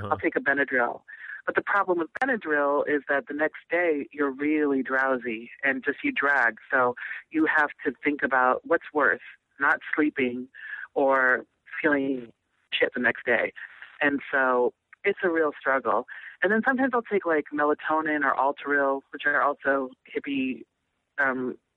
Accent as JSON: {"language": "English", "region": "Nebraska", "country": "United States", "tie": "born or raised there", "said": "I grew up all over the country. i spent a lot of time in Nebraska. I was born in Nebraska"}